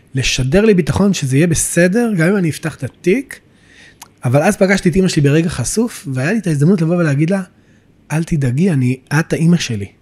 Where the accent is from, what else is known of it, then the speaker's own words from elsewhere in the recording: Beit El, West Bank, Israel; also born or lived in Jerusalem; גדלתי בבית אל.